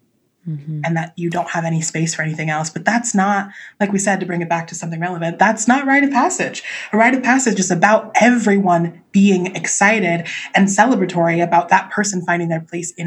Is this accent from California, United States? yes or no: yes; Southern Orange County, California, United States; I was raised in Southern Orange County